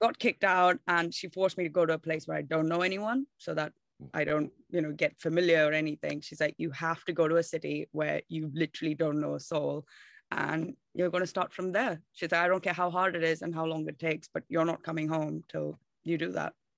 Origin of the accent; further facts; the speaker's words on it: Bangalore, Karnataka, India; moved away as an adult; now in London, United Kingdom; I'm from India and South India, uh, Bangalore is the city that I was born and raised